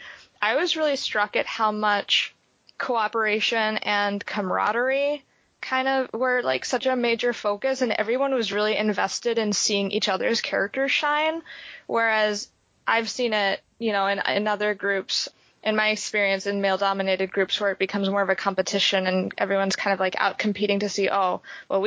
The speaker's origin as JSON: {"language": "English", "area": "East Coast", "region": "New York", "country": "United States", "tie": "born or raised there", "also_born_or_lived": "Springfield, Ohio", "moved": "as an adult", "said": "in high school, I was growing up on the East Coast"}